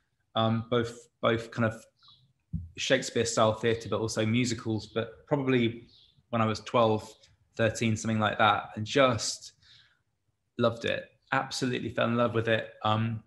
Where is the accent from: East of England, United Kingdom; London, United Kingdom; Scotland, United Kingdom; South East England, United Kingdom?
South East England, United Kingdom; Canterbury; I'm from Canterbury, so I'm from Marlowe land